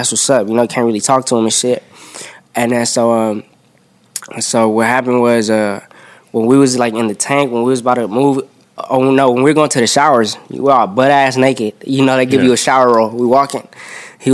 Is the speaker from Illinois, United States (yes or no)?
no; Los Angeles, California, United States; I was growing up all around the Valley, but like up until my later years, I was in North Hollywood.